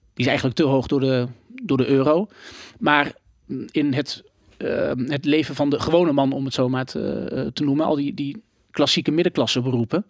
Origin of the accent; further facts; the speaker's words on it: Gelderland, Netherlands; ik kom uit Gelderland, mhm. een net dorpje. Ging naar de basisschool